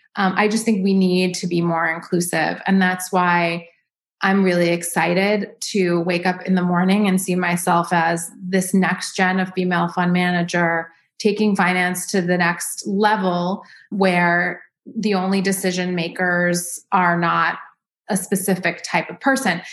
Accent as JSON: {"language": "English", "town": "New York City", "region": "New York", "country": "United States", "tie": "born or raised there", "also_born_or_lived": "Los Angeles", "moved": "yes", "lives_now": "Dallas, United States", "said": "I grew up in New York City."}